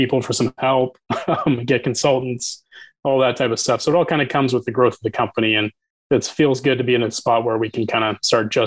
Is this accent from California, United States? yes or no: no; Boise, Idaho, United States; I'm from Boise